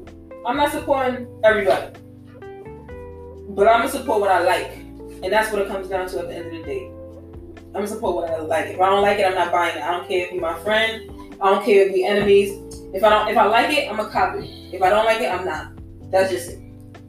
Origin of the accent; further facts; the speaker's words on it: New York City, New York, United States; they should know that I'm from Queens.